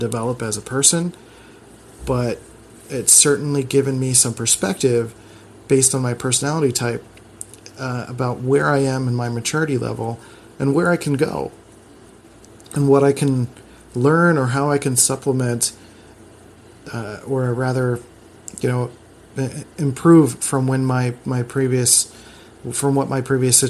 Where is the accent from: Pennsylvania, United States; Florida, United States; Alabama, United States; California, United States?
Pennsylvania, United States; Philadelphia; I was raised in the Philadelphia school system, which was not the best when I was growing up